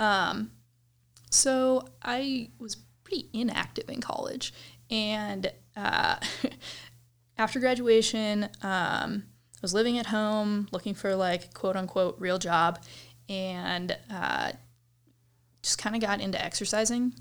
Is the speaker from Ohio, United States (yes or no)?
yes; Cleveland, Ohio, United States; moved away as an adult; now in Colorado, United States; I grew up in Cleveland, well, suburbs of Cleveland, Ohio